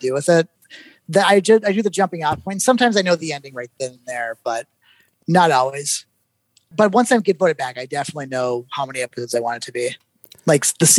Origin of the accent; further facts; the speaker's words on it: Minnesota, United States; accent: Minnesota; I'm from Minnesota, so sometimes my Minnesota sneaks out a little bit